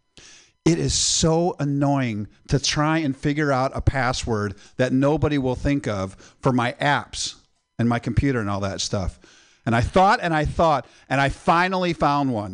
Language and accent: English; Midwest, United States; moved away; I'm originally from the Midwest